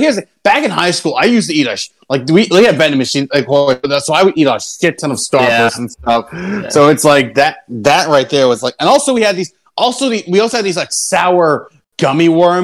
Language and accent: English; Pennsylvania, United States; I'm from Pennsylvania